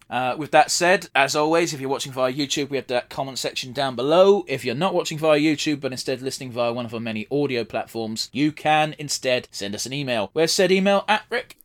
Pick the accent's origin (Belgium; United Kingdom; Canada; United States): United Kingdom; England; despite being English